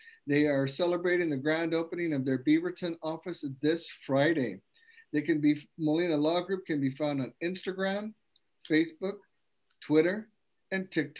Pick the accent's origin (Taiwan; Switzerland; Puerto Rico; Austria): Taiwan; English is a second language; moved away as an adult; now in United States; I was born and raised in Taiwan. I came to the United States at the age of 20. Throughout the 23 years in the States, I have embraced the cultural differences that enrich my connections to different backgrounds.